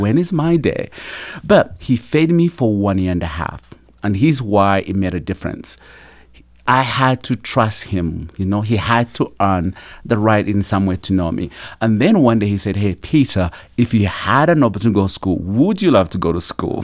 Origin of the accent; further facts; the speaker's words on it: Uganda; born or raised there; also born or lived in Kampala, Uganda; now in United States